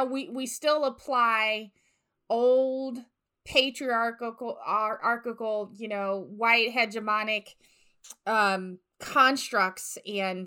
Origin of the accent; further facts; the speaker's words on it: the South, United States; born and raised in the South